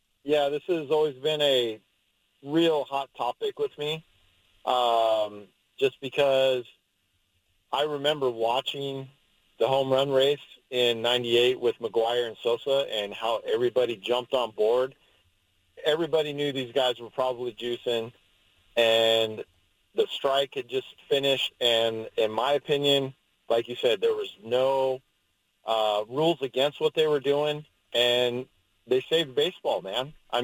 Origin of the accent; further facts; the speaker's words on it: San Diego, California, United States; now in Beaverton, United States; I grew up in San Diego.